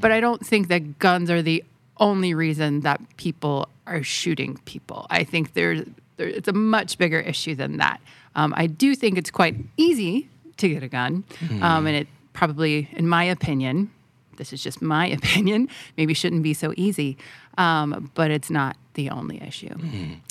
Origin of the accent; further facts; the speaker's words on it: Southeast, United States; moved away as an adult; now in Thailand; in the southeast where I'm from